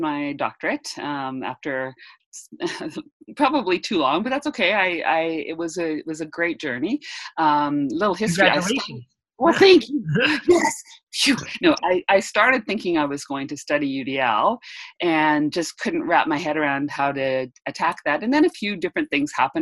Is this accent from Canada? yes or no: yes; Edmonton, Alberta, Canada; I'm from Edmonton, Alberta, Canada.